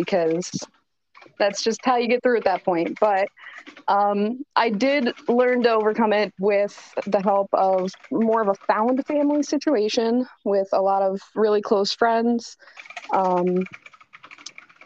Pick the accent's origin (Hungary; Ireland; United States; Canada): United States; Brooklyn, Michigan; moved away as an adult; also born or lived in Flint, Michigan; we moved to Brooklyn, Michigan. So okay. I was raised there until I was about 17.